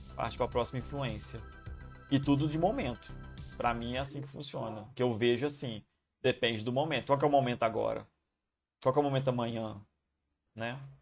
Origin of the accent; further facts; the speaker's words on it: Juiz de Fora, Minas Gerais, Brazil; moved away; da minha terra natal, Juiz de Fora